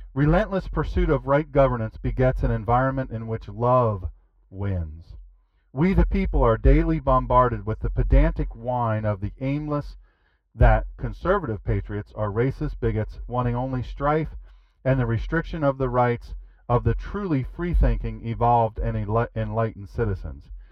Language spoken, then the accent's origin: English; Rehoboth Beach, Delaware, United States; I am from Rehoboth